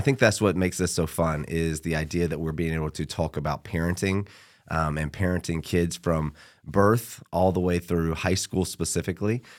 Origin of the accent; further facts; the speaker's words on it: Georgia, United States; Born and raised in Georgia